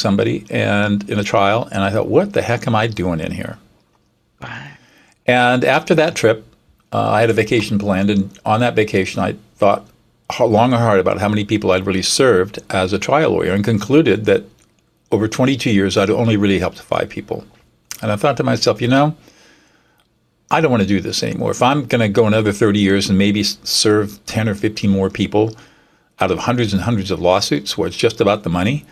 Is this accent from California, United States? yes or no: yes; Southern California, United States; also born or lived in New Hampshire; I'm a native Californian. I grew up in Southern California